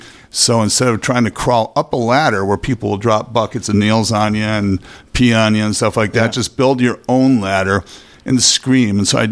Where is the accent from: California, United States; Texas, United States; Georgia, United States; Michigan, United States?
California, United States; Los Angeles; born there; No, I was born in Los Angeles.